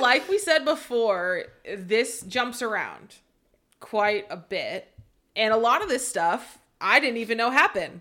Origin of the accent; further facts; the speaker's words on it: Seattle, Washington, United States; I grew up in the Seattle area.